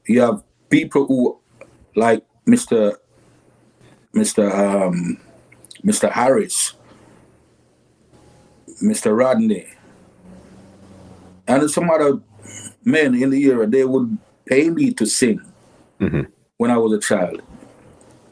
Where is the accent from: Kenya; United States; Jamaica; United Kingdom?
Jamaica; Kingston; I was born in a place called Cockburn Pen, Kingston 11